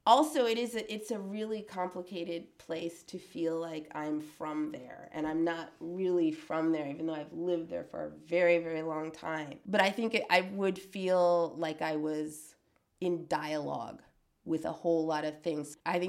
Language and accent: English; Oakland, California, United States; also born or lived in Virgin Islands / New York; So, and you know, and I grew up in partially in Oakland and then in the Virgin Islands and then in upstate or in New York.